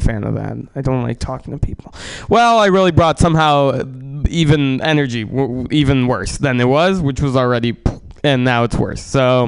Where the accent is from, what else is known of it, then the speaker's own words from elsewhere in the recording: San Francisco, California, United States; also born or lived in Russia; I... Grew up in San Francisco.